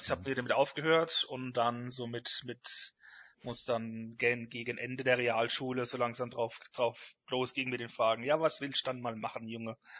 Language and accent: German; Rhineland-Palatinate, Germany; bei mir daheim in der Pfalz